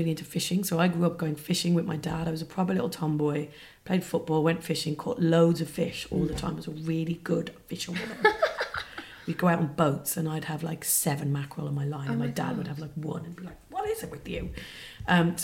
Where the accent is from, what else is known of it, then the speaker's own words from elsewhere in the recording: Dublin, Leinster, Ireland; moved away; I was brought up in Dublin, and I had a really like nice upbringing. I was brought up in the suburbs of Dublin